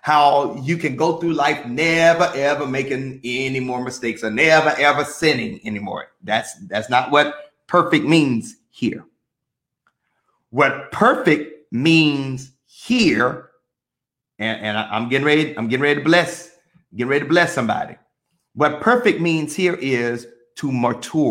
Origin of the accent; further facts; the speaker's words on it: Mississippi, United States; I'm from Mississippi